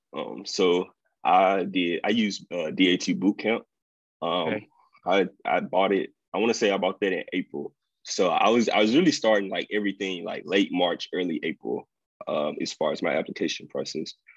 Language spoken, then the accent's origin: English; Vicksburg, Mississippi, United States; also born or lived in Fayette, Mississippi; I'm originally from Fayette, Mississippi, but I grew up and went to school in Vicksburg, Mississippi, um, all through elementary, junior high, high school.